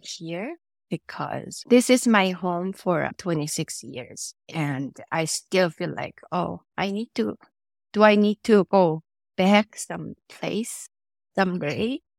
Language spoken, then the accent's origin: English; South Korea; moved away; I was born and raised in Korea